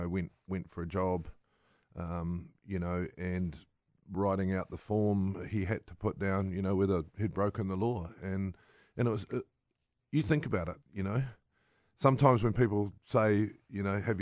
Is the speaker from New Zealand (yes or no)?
yes; New Zealand; as a Kiwi